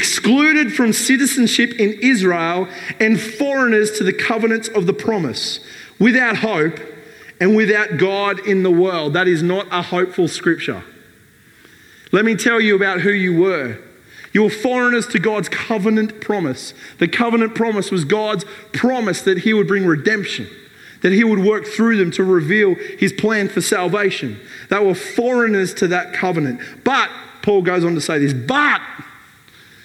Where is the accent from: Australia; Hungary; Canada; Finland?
Australia